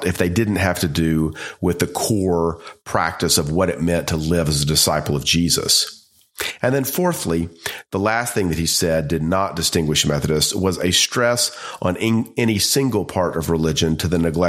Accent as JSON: {"language": "English", "country": "United States", "said": "as an American"}